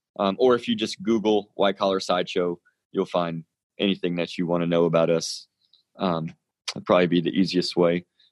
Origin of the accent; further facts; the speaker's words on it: Fort Smith, Arkansas, United States; we're from Fort Smith, Arkansas. So Arkansas.